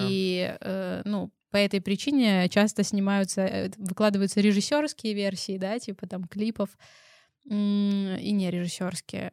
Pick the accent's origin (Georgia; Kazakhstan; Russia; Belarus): Belarus; мы белорусы